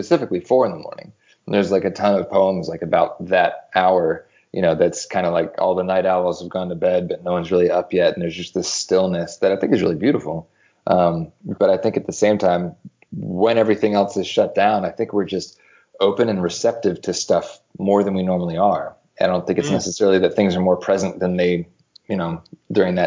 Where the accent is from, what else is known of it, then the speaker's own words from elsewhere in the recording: Philadelphia, Pennsylvania, United States; now in Atlanta, United States; growing up in Philly, I played in punk bands